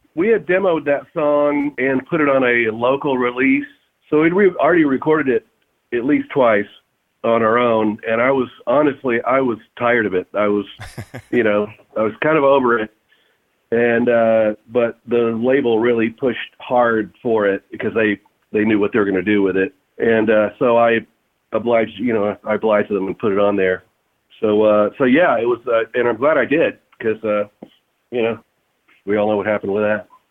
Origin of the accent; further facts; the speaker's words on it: Fort Worth, Texas, United States; I'm from Fort Worth